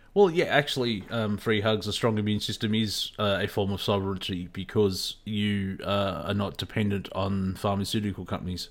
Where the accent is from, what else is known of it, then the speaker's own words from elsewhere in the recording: Australia; accent: Australian; I was brought up in a, um, an Australian school system